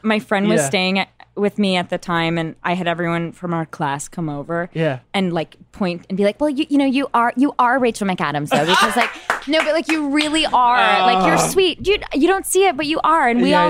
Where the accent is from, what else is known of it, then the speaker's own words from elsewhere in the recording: Berkeley, California, United States; I'm from Berkeley, and so we like are weirdly eccentric.